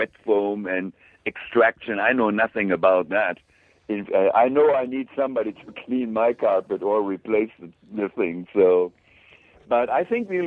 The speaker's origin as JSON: {"language": "English", "country": "Germany", "tie": "born or raised there", "moved": "as an adult", "said": "I'm a Class A machinist from Germany, and in my hometown was a company"}